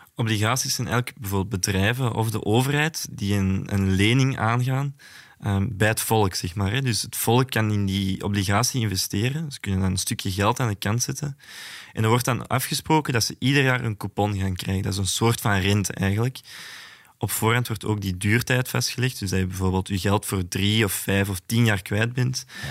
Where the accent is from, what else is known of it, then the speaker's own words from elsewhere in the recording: Antwerp, Flanders, Belgium; Ik ben zelf van Antwerpen